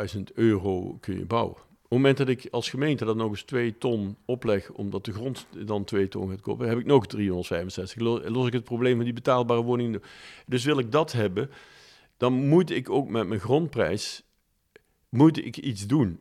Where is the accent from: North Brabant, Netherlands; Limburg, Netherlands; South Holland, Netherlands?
Limburg, Netherlands; Maastricht; ik ben opgegroeid in Maastricht